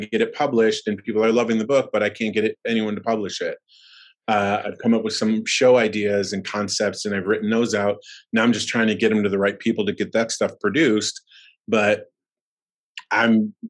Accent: Buffalo, New York, United States; also born or lived in Florida; now in Los Angeles, United States; So I started in Buffalo. We're originally from Buffalo, moved down to Florida. I went to New York, moved back down, and then came to LA.

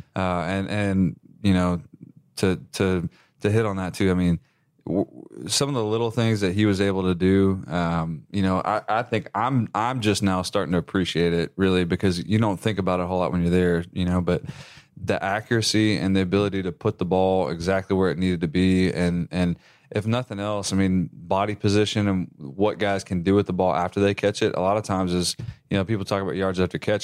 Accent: West Texas, United States; moved away; I'm originally from West Texas.

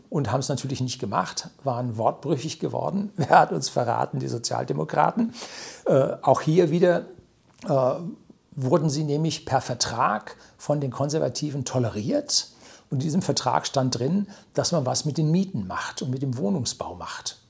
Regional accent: Germany; also born or lived in Weilheim, Upper Bavaria; bei uns in Deutschland

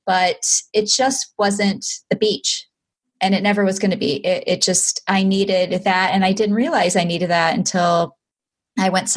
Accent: Midwest, United States; moved away; also born or lived in Los Angeles / Boise; I'm from the Midwest

